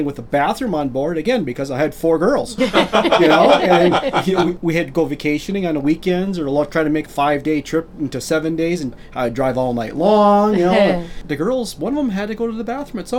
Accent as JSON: {"language": "English", "town": "Green Bay", "region": "Wisconsin", "country": "United States", "said": "we're from Green Bay, Wisconsin."}